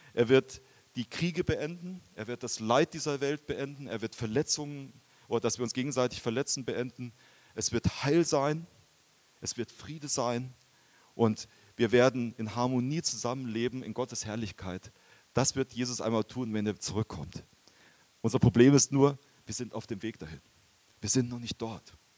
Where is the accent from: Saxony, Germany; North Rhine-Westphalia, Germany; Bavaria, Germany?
Bavaria, Germany; moved away; also born or lived in Japan; ich komme eigentlich aus Bayern